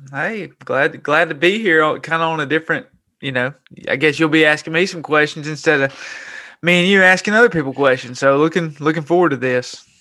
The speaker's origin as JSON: {"language": "English", "town": "Gadsden", "region": "Alabama", "country": "United States", "tie": "born or raised there", "said": "I was born and raised in Gadsden, Alabama"}